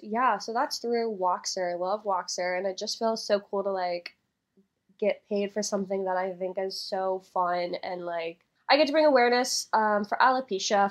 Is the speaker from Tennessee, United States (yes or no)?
yes; Tennessee, United States; moved away; I'm actually from Tennessee, so I got to go home and see my family